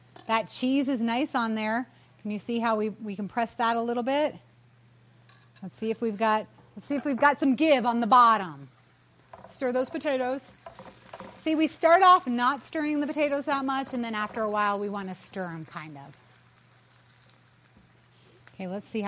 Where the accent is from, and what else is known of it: New England, United States